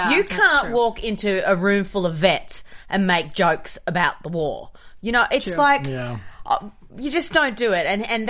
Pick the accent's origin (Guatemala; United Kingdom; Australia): Australia; moved away; I'm an Aussie